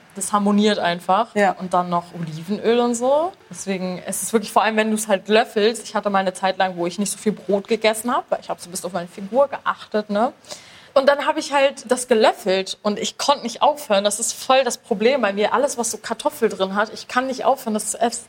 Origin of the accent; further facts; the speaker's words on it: Bremen, Germany; ich komme aus Bremen